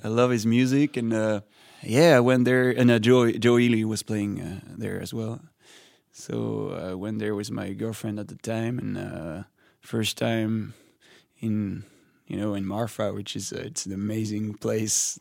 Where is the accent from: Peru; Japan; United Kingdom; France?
France; first language French; English is a second language; I come from France